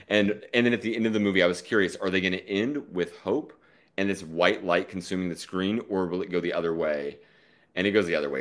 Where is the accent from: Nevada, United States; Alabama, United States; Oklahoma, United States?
Oklahoma, United States; now in New York, United States; I'm from Oklahoma